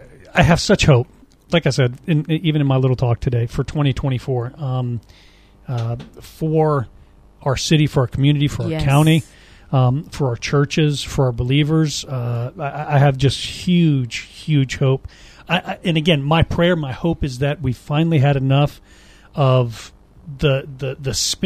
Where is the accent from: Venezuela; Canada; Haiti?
Haiti; I was raised in Haiti, right? Okay. Live there, speak the language fluently